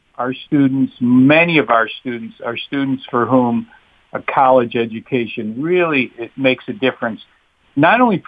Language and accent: English; Rochester, New York, United States; moved away; I grew up in Rochester